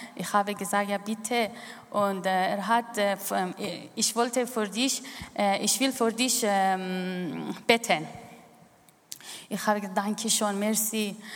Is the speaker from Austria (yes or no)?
no; Iran; German is a second language; moved away as an adult; now in Switzerland; ich bin im Iran aufgewachsen